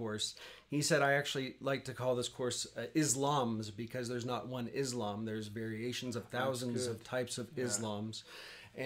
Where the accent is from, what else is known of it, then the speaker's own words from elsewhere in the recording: Arkansas, United States; moved away as an adult; also born or lived in Turkey; now in Armenia; I'm from Arkansas